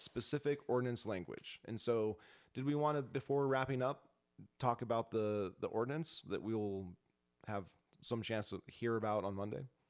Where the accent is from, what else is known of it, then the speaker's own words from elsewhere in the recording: Spokane, Washington, United States; now in Missoula, United States; I was born in Spokane.